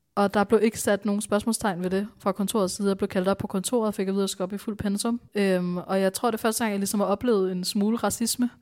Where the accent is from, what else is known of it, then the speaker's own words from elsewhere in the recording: Bornholm, Capital Region of Denmark, Denmark; also born or lived in India; Jeg voksede op på Bornholm